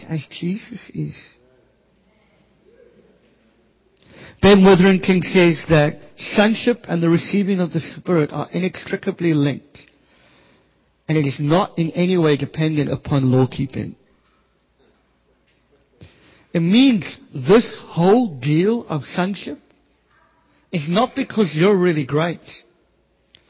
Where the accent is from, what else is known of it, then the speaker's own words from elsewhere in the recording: Cape Town, Western Cape, South Africa; I grew up in the Cape Flats